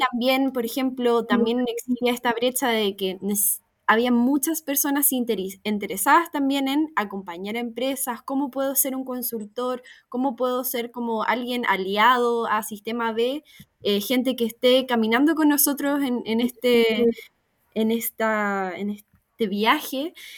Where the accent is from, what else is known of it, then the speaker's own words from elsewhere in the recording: Viña del Mar, Valparaíso, Chile; also born or lived in Valdivia / Concepción; yo nací en Valdivia, eh, mi familia se formó en Valdivia y luego nos vinimos a, Viña y pasamos por Conce y después Viña, cuando yo tenía, no sé, cinco años, así que la verdad también soy viña marina de corazón